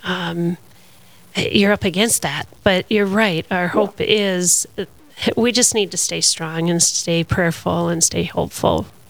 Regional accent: Minnesota, United States; I'm a Minnesotan

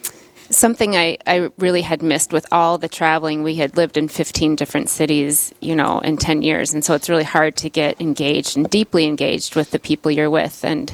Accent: Duluth, Minnesota, United States; moved away as an adult; also born or lived in Stockholm, Sweden / Canada / Switzerland / Russia; Well, I grew up in Duluth and met my husband when I was 17 years old at Duluth East High School.

